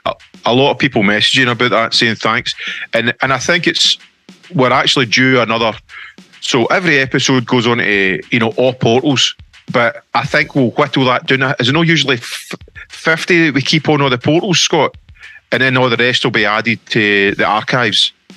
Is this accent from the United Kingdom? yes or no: yes; Stevenage, East of England, United Kingdom; I grew up in Stevenson Herks